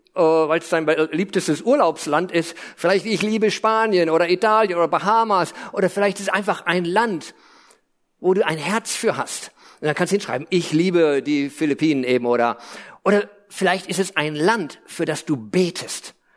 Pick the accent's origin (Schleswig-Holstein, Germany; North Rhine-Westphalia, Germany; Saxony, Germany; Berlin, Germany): North Rhine-Westphalia, Germany; Lippe; also born or lived in Hesse / United States; Also ich bin in Hessen geboren, dann nach Lippe eingewandert